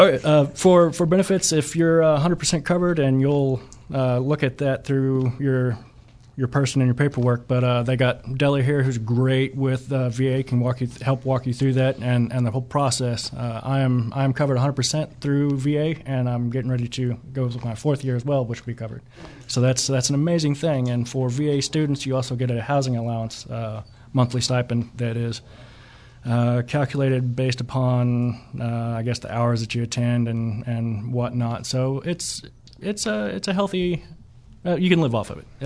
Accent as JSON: {"language": "English", "town": "Catoosa", "region": "Oklahoma", "country": "United States", "said": "I'm actually from the Tulsa area, just east of Catoosa, about twenty minutes"}